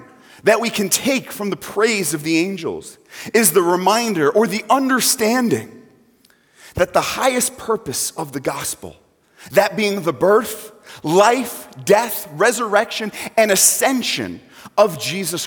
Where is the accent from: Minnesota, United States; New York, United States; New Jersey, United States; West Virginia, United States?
New York, United States; moved away; I'm not from Central Assembly originally. I'm from New York. So if I say things funny, you know why